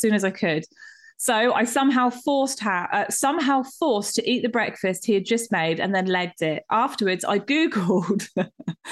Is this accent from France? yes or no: no; United Kingdom; we're so British